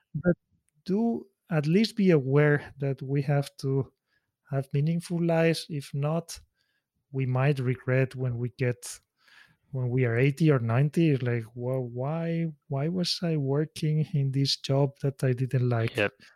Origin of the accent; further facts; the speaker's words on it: Spain; moved away as an adult; also born or lived in Switzerland; now in Tokyo, Japan; my hometown in Spain